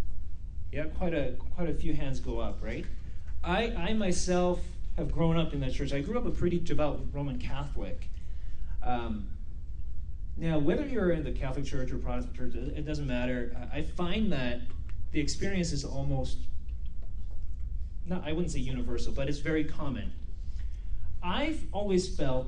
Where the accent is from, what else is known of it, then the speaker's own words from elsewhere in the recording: South Korea; also born or lived in Vancouver, Canada / Abbotsford, Canada; now in Spruce Grove, Canada; Where I come from South Korea